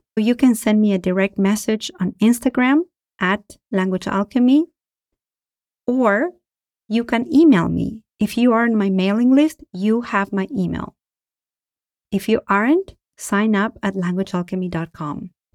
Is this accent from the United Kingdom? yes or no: no; Argentina; now in United States; I am from Argentina and I live in the United States